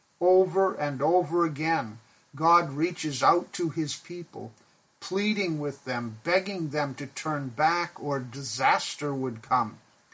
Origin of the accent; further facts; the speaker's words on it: Pakistan; I grew up in Pakistan where my parents were missionaries. We lived in a large mission compound in a two-story brick house.